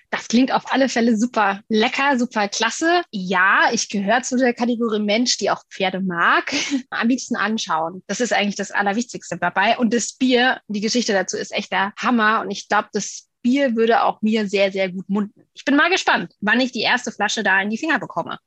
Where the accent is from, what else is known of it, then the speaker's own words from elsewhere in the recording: Miltenberg, Bavaria, Germany; aus meiner Heimat in Miltenberg.